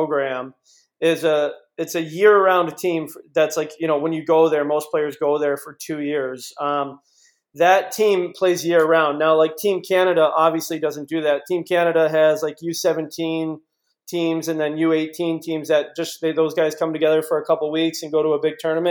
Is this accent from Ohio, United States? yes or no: yes; Cleveland, Ohio, United States; I grew up playing hockey in Cleveland